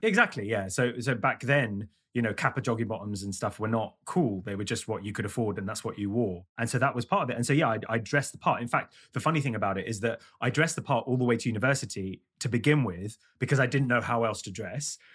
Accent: London, United Kingdom; I grew up in London

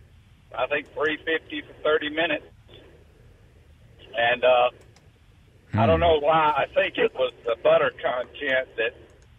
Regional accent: Eufaula, Alabama, United States; I grew up in southeast Alabama, a little town called Eufaula.

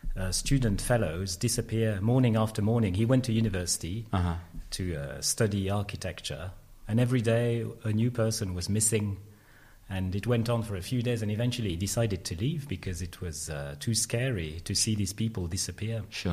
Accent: Lyon, Auvergne-Rhône-Alpes, France; now in Nottingham, United Kingdom; So I was born in Lyon, in France. Both my mum and dad are political rebels. They fled the country, Hungary, in 1956.

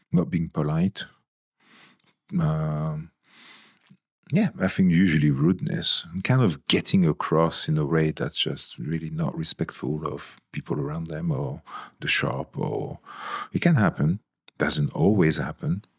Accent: Toulon, Provence-Alpes-Côte d'Azur, France; now in United Kingdom; When I was sixteen, in my hometown, there was, in Toulon

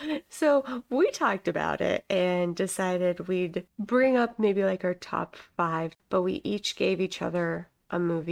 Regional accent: Midwest, United States; also born or lived in Kansas; now in Florida, United States; And I'm the one from the Midwest.

